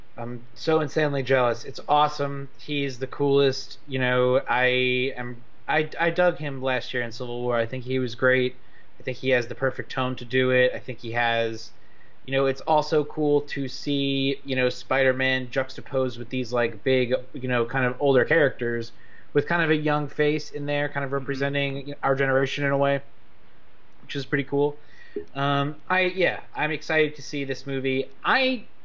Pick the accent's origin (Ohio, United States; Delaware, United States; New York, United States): New York, United States; New York City; I'm from Queens